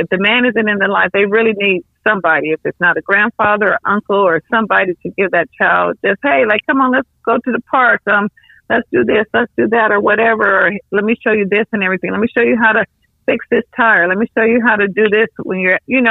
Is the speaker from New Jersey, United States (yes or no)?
no; Los Angeles, California, United States; I was raised by my grandparents in South Central.